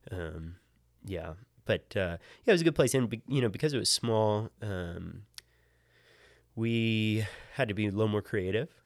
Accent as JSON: {"language": "English", "town": "Hampstead", "region": "Maryland", "country": "United States", "tie": "born or raised there", "moved": "yes", "said": "I grew up in, uh, in Hampstead, Maryland, which is about halfway between Baltimore and Gettysburg"}